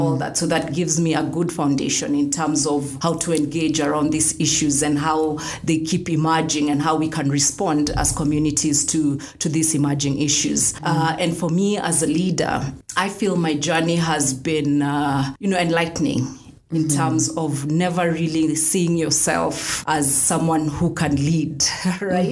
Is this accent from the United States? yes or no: no; Kenya; And I'm a Kenyan. And I love being a Kenyan